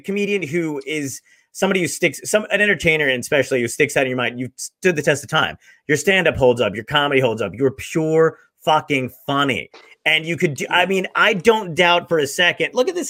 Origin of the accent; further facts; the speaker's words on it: Toms River, New Jersey, United States; also born or lived in Brooklyn, New York; I grew up. 20 minutes away from Point Pleasant. I lived in Toms River. I lived 10 minutes from Seaside Heights.